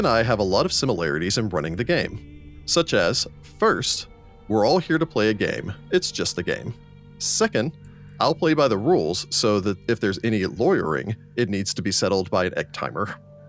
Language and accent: English; Brooksville, Florida, United States; Maybe that's because I'm from Hickville, aka Brooksville, Florida, just north of Tampa.